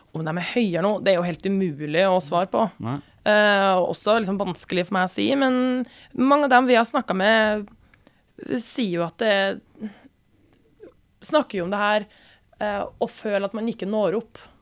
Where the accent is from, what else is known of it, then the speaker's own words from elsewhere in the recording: Trøndelag, Norway; som trønder